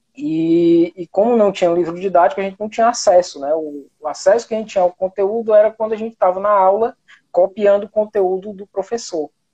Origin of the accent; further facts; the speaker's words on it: Pentecoste, Ceará, Brazil; now in Itapipoca, Brazil; Eu moro no interior do Ceará, hoje eu moro em Tapipoca, certo? Mas eu sou de Pentecoste